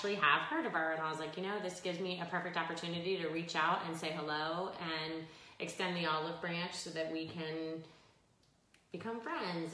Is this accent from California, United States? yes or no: no; Pembroke Pines, Florida, United States; So I grew up in Pembroke Pines in Cooper City, which is just west of Fort Lauderdale.